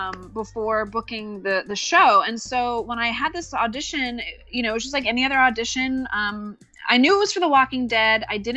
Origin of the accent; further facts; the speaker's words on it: New York, United States; now in Los Angeles, United States; because I'm from New York. But at the time I was living in Los Angeles, I still live in Los Angeles